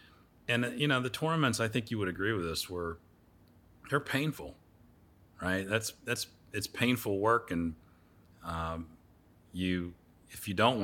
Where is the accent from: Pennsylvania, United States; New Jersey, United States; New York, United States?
Pennsylvania, United States; No, I grew up in Pennsylvania.